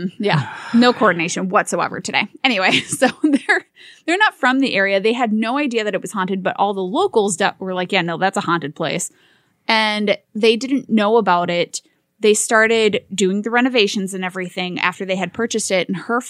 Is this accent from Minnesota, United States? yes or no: yes; Park Rapids, Minnesota, United States; including one from my hometown paper of the Park Rapids Enterprise. Yes, go PR.